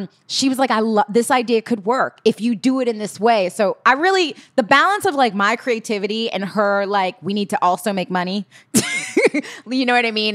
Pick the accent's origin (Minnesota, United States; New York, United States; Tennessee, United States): New York, United States; New York City; I grew up in Holly, I was born in Hollis, Queens